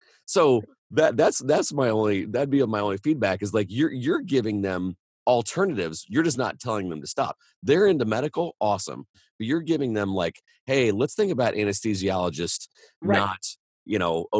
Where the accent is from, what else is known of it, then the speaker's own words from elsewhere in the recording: Indiana, United States; I'm from Indiana.